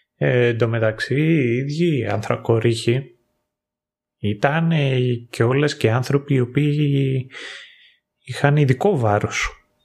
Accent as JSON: {"language": "Greek", "country": "Greece", "tie": "born or raised there", "moved": "as an adult", "said": "εγώ εκεί που μεγάλωσα είχαμε κατσίκες"}